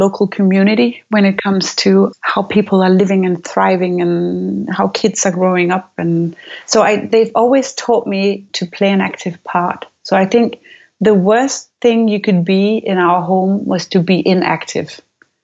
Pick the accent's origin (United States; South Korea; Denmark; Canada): Denmark; Aarhus, Central Denmark Region; I grew up in Aarhus. It's the second largest city of Denmark